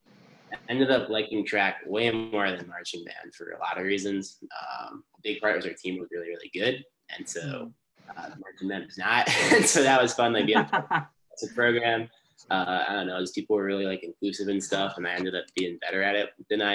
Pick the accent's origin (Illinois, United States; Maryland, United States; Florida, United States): Illinois, United States; around Chicago; moved away; also born or lived in West Lafayette, Indiana; growing up around Chicago